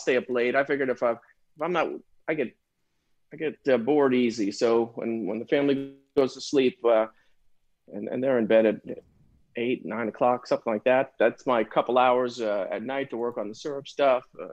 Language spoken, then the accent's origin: English; Connecticut, United States; moved away as an adult; now in New Orleans, United States; I was born up in the Northeast. I grew up in Connecticut, spent my whole life in the Northeast